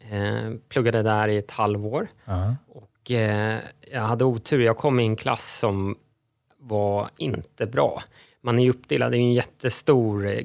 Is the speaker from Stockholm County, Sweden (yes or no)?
yes; Stockholm, Stockholm County, Sweden; also born or lived in Uddevalla / Kiruna / Syria / Israel; 43 år typ stockholmare. Jag är född i Uddevalla men, men kom till Stockholm när jag var två-ish.